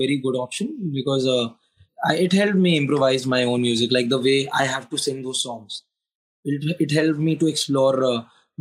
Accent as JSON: {"language": "English", "town": "Lucknow", "region": "Uttar Pradesh", "country": "India", "tie": "born or raised there", "said": "I really had to come back to Lucknow to like to my hometown again"}